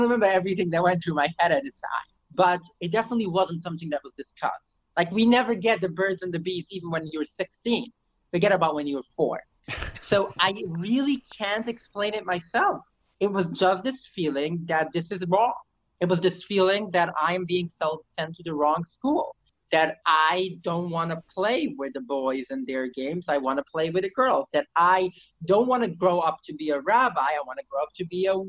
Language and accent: English; New York City, New York, United States; first language Yiddish; English is a second language; I lived in New York City and I didn't speak English until I was 20